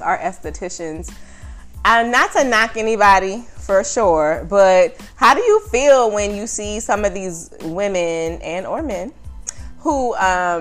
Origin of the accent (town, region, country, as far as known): New Orleans, Louisiana, United States; moved away